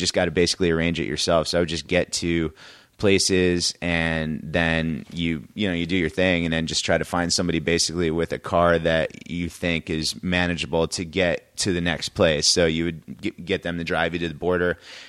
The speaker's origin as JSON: {"language": "English", "region": "Connecticut", "country": "United States", "tie": "born or raised there", "said": "I grew up in Connecticut."}